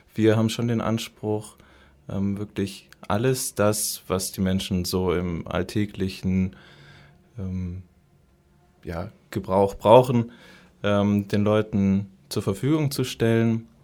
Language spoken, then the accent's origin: German; Munich, Bavaria, Germany; moved away as an adult; also born or lived in Marburg; Und dann bin ich immer wieder so in meine Heimatstadt München zurückgekommen